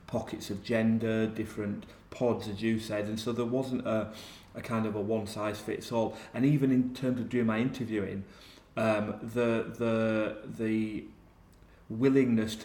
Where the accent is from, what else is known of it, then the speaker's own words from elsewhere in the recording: Yorkshire and the Humber, United Kingdom; I grew up in South Yorkshire in a small mining village